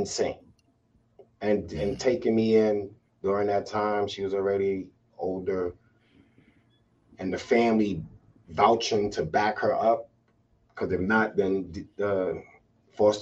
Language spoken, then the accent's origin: English; New York City, New York, United States; growing up in Brooklyn was at that time was just family was family.